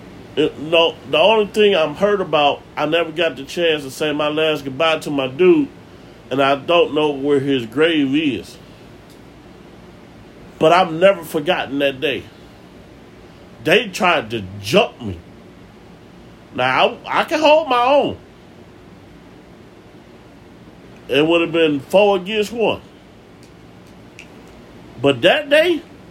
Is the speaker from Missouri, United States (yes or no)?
no; Cleveland, Ohio, United States; also born or lived in Maple Heights, Ohio; I moved from Kinsman to Maple Heights.